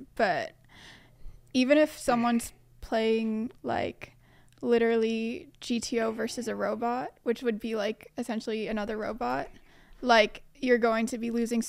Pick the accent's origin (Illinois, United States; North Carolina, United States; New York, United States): New York, United States; moved away as an adult; now in Australia; New York.